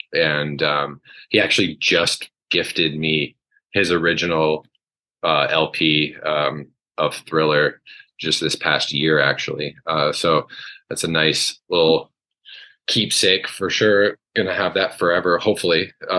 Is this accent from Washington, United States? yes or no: no; Vermont, United States; moved away as an adult; also born or lived in Massachusetts; now in Henderson, United States; I was born in Massachusetts, but I grew up in Vermont. So my family moved to Vermont when I was really young, probably before first grade. And then I started my schooling in Vermont and grew up there.